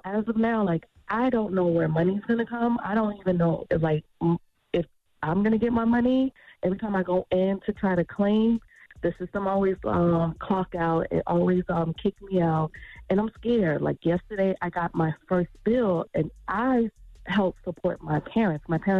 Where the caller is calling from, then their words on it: Tampa, Florida, United States; Hi, I'm calling from Tampa, Florida.